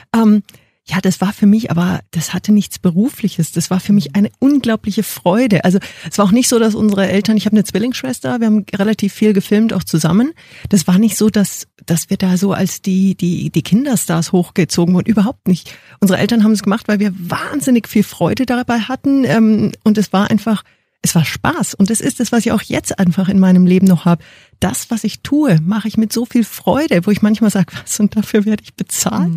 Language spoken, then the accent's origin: German; Munich, Bavaria, Germany; also born or lived in Indonesia / New Zealand / China; ich bin geboren in München, fünf Kilometer von BMW, vom Headquarter entfernt.